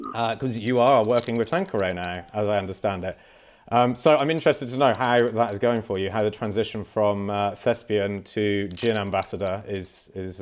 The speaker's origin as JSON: {"language": "English", "area": "Cornwall", "region": "South West England", "country": "United Kingdom", "tie": "born or raised there", "said": "I am a Cornish boy."}